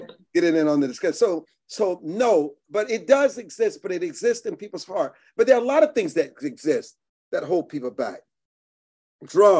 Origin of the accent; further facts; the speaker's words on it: Deep South, United States; I grew up in the Deep South